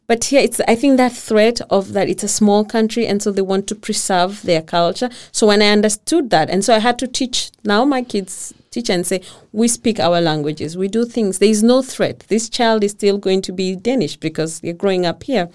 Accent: Kenya; first language Kikuyu; English is a second language; moved away as an adult; now in Denmark; we go down in the village because that's where I come from.

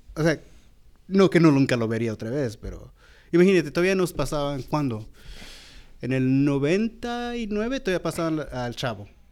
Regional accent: Georgia, United States; moved away; yo cuando vivía en Georgia, que es donde crecí, en Georgia

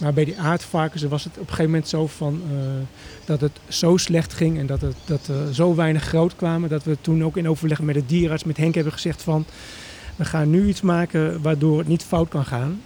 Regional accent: Emmen, Drenthe, Netherlands; ik ben opgegroeid in Emmen

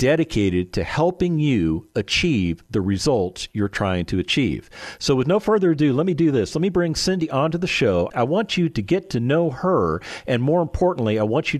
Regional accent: Texas, United States; as a Texan

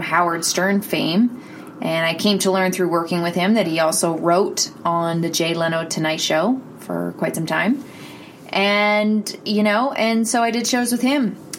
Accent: Peterborough, Ontario, Canada; But I grew up on a farm 20 minutes outside of Peterborough in a place called Duro.

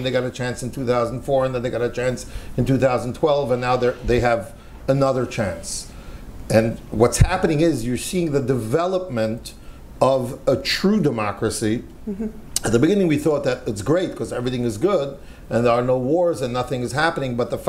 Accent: United States; accent: American; moved away as an adult; now in Ukraine; So living in Ukraine, by the way, and I'm an American citizen, if anyone can tell from my accent. I'm probably the oldest expat living in Ukraine, but I'm there since 1989.

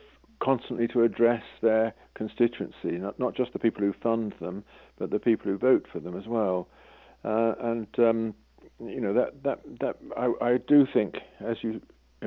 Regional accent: England, United Kingdom; an Englishman

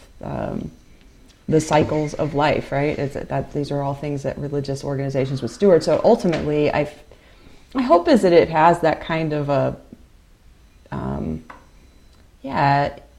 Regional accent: Greensboro, North Carolina, United States; also born or lived in Chapel Hill / Carrboro; I've lived in the Piedmont my whole life. So I lived in Greensboro. I grew up in Greensboro.

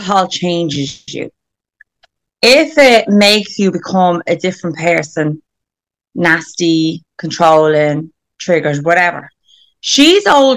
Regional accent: Ireland; we're Irish

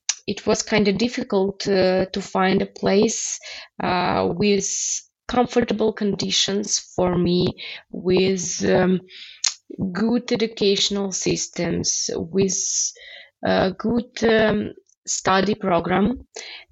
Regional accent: Belarus; moved away as an adult; now in Lithuania; I will come back to Belarus because I really love my home country

